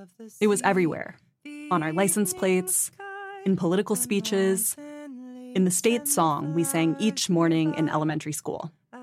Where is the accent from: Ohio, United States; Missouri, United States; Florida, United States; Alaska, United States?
Alaska, United States; When I was a kid growing up in Alaska